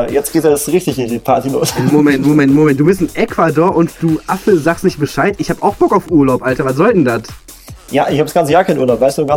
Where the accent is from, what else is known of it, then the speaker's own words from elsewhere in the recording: Poland; Also ich war, glaube ich, äh, abgesehen von Polen, mein Heimatort, war ich in zwei, drei verschiedenen Ländern.